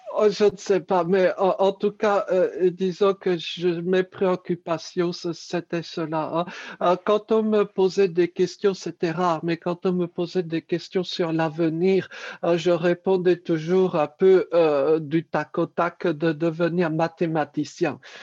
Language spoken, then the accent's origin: French; Paris, Île-de-France, France; Je suis né à Paris